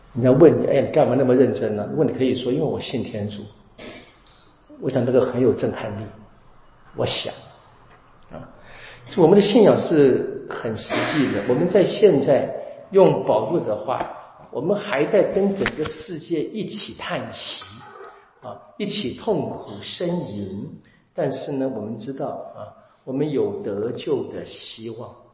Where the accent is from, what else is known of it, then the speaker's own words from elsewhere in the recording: Taiwan; 我们台湾人是讲笑语的